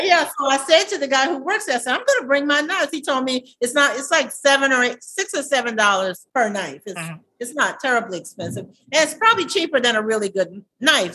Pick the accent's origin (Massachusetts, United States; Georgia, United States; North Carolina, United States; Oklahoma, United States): Georgia, United States; Savannah; growing up in Savannah